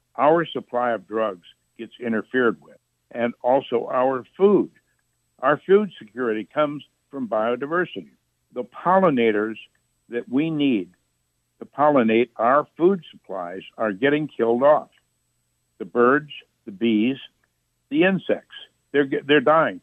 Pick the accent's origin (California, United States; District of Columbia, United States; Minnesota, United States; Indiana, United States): Indiana, United States; Jasper County, northern; also born or lived in Chicago, Illinois; I was born in Chicago, but I was raised on my family farm in Indiana, which is about 100 miles south and west of Chicago in Indiana, northern Indiana, Jasper County